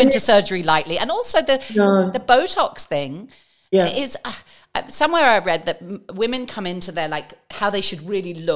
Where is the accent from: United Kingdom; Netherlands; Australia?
United Kingdom; England; moved away as an adult; being English, so I grew up the first 20 years having avoided it